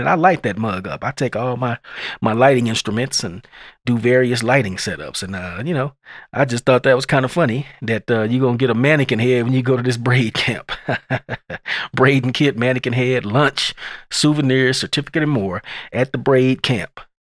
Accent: Lubbock, Texas, United States; I'm from Lubbock, and, uh, when I used to live here before I left for the military, back in the nineties

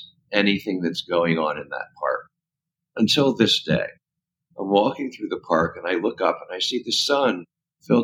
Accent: Washington, District of Columbia, United States; moved away; also born or lived in California; I grew up in Washington, D.C.

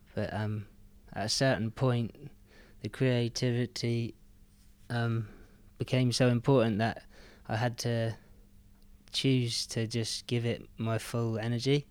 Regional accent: Penzance, South West England, United Kingdom; moved away; also born or lived in Newlyn; I grew up in Newlyn, and then we moved to Penzance when I was seven or eight.

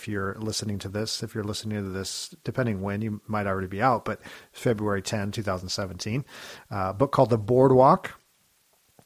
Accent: California, United States; I'm originally from California

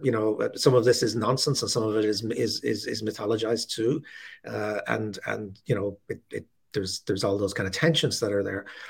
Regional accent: Ireland; Catholic nationalist Ireland, uh, which is the, the majority and the culture that I grew up

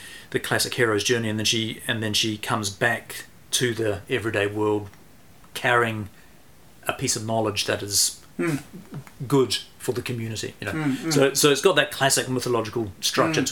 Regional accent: Christchurch, Canterbury, New Zealand; also born or lived in Singapore / Geraldine; We came back from Singapore, went to Geraldine, lived in Geraldine for 5 years, and then came up to Christchurch

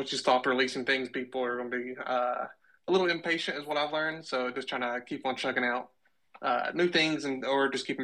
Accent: Kentucky, United States; moved away as an adult; now in Arkansas, United States; originally I'm from Kentucky, but I moved to Arkansas for a job after college

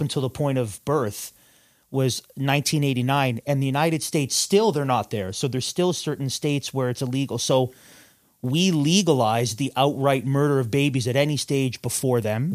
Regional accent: Canada

